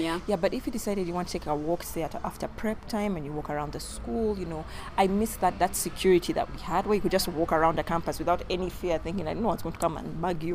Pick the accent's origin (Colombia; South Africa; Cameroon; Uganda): Uganda; our childhood growing up in Uganda